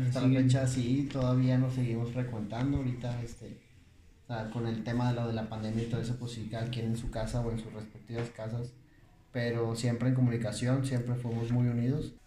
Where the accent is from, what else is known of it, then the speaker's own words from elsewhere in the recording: Monterrey, Nuevo León, Mexico; yo soy de aquí de Monterrey, Nuevo León. Yo nací en el 88.